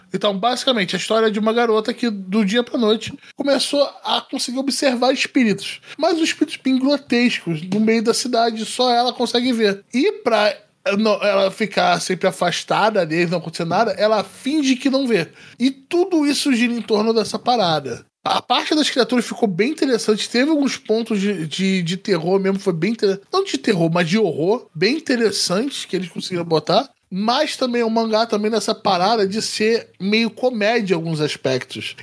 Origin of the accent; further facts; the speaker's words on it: Rio de Janeiro, Brazil; accent: Carioca; o meu sotaque é carioca